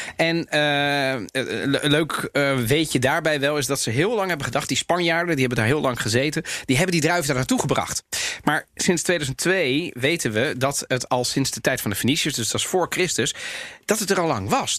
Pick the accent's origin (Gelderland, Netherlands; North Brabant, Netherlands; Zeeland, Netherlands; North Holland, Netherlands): North Holland, Netherlands; Amsterdam; zei, waar kom jij vandaan? zei ik Amsterdam.